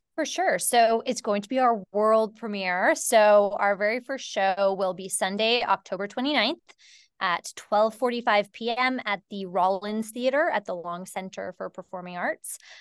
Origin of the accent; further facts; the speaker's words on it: Canada; I'm from Canada